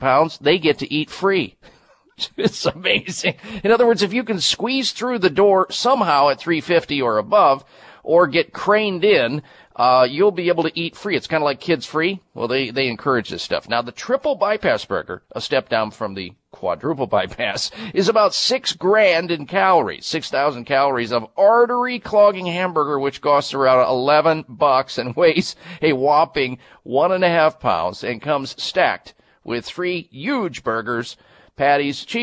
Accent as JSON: {"language": "English", "region": "Midwest", "country": "United States", "tie": "born or raised there", "said": "growing up in the Midwest"}